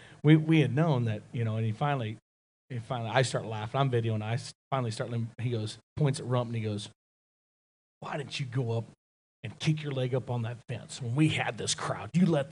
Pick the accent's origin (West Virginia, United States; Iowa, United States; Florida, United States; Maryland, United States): Iowa, United States; Sidney; I'm from Iowa, but Sydney, Iowa, which is right on the Missouri River right there. So all of our news comes out of Omaha.